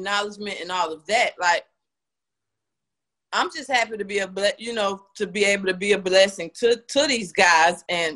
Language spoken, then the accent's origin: English; Tampa, Florida, United States; moved away as an adult; now in Atlanta, United States; I'm originally from Tampa, Florida. So that's what led me to Atlanta.